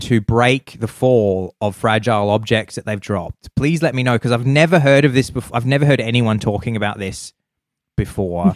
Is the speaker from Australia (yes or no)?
yes; Adelaide, South Australia, Australia; I'm from Adelaide